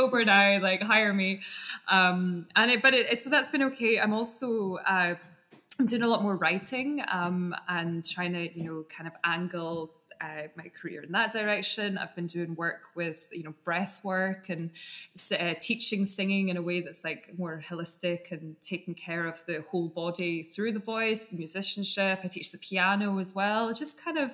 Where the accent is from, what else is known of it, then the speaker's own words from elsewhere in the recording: Scotland, United Kingdom; now in London, United Kingdom; I'm originally from Scotland, but I'm now currently residing in London.